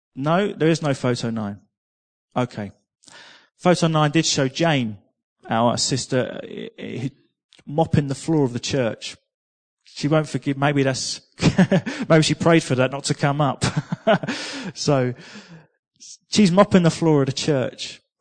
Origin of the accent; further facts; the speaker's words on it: England, United Kingdom; I'm from England